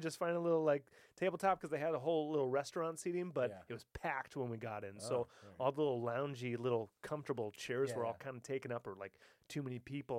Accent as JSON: {"language": "English", "country": "United States", "said": "I'm American."}